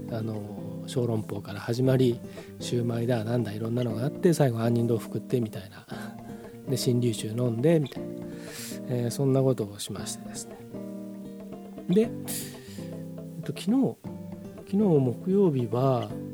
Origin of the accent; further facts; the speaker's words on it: Hamamatsu, Shizuoka, Japan; moved away; 僕の実家の方もあの避難勧告とかなんか警報が出て携帯のあのアラームが鳴りっぱなしだったという話を聞きましたけれどもまああの冠水するとねあのうちの近所もそうなんですけど街中も冠水するとえらいことになるんですよ浜松って。